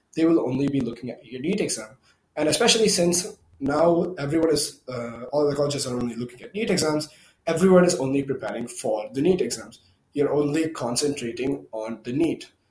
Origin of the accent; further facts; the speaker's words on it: India; English is a second language; I'm from India